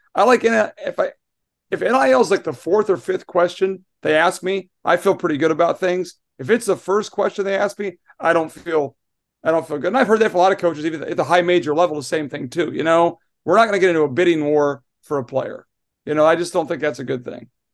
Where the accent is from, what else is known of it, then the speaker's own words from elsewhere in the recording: Iowa, United States; now in New York, United States; for the Midwest, I'm from Iowa